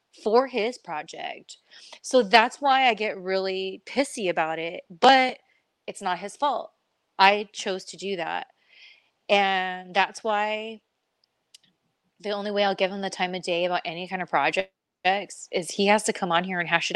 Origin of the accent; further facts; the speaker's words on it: California, United States; I come from, born and raised in California